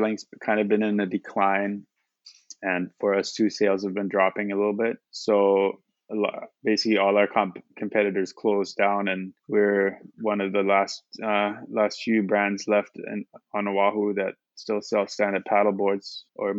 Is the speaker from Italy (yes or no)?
no; Germany; moved away as an adult; also born or lived in United States / Maui, Hawaii; now in Honolulu, United States; I was born in the U.S., but my parents are German, and I grew up in Germany